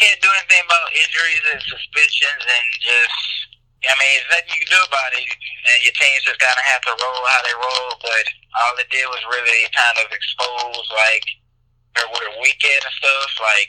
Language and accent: English; Houston, Texas, United States; I was raised mostly in Houston